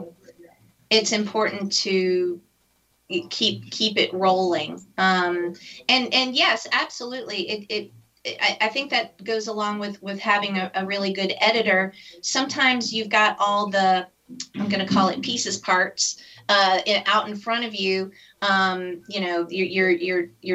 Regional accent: United States; as an American

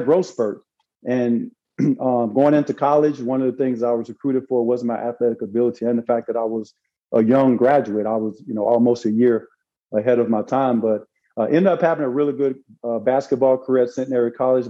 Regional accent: Arkansas, United States; moved away as an adult; now in Florida, United States; I ended up working in the summertime raising fish in Arkansas

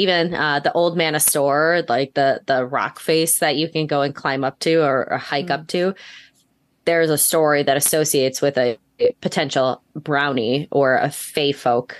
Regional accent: Tennessee, United States; I'm from Tennessee, too.

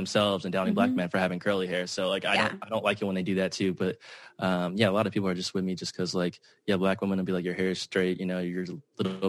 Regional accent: Dallas, Texas, United States; I did actually grow up in a like very white area as well, in North Dallas

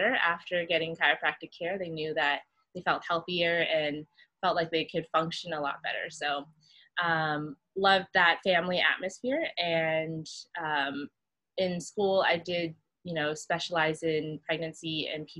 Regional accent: California, United States; moved away as an adult; now in Oahu, Hawaii, United States; I'm originally from California, born and raised, and I moved here when I graduated

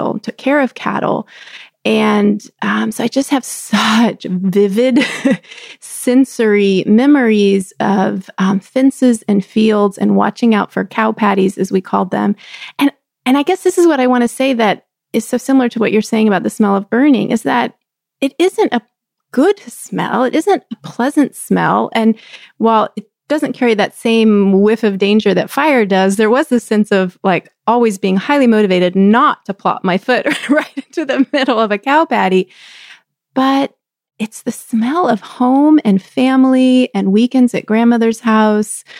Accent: Texas, United States; I grew up in Texas and I grew up in a little college town

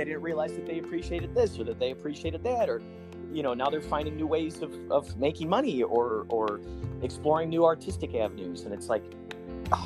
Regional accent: Chicago, Illinois, United States; now in California, United States; when I grew up in Chicago, I was in a few improv groups

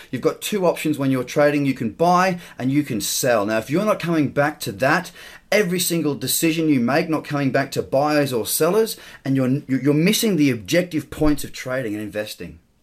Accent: Australia; As an Australian

